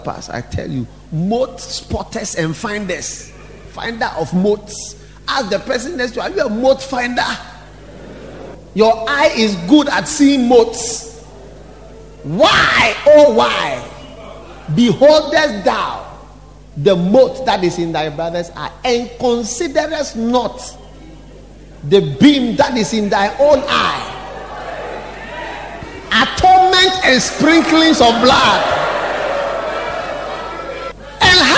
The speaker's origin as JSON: {"language": "English", "town": "Accra", "region": "Greater Accra", "country": "Ghana", "said": "I'm from Accra."}